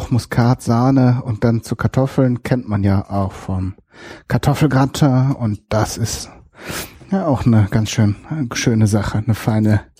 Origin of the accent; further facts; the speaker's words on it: North Rhine-Westphalia, Germany; Ich komme komm ja aus Westfalen, genauer gesagt Ostwestfalen. Aus einem kleinen Städtchen dort.